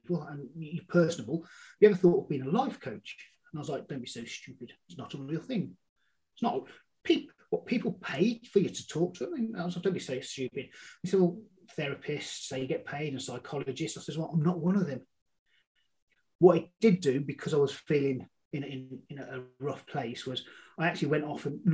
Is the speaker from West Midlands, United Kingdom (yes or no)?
yes; Birmingham, West Midlands, United Kingdom; I'm from Birmingham, UK, not Alabama. I was brought up on an estate in Birmingham.